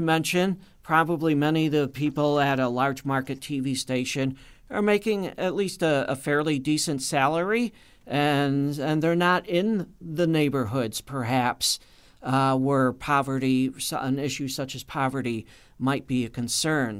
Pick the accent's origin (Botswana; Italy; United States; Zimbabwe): United States; Chicago, Illinois; moved away; I grew up in the Chicago area and still go up there to visit family.